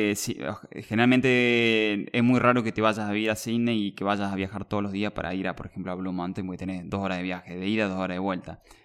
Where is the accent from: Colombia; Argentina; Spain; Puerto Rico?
Argentina; yo tengo 32 años, eh, soy de Argentina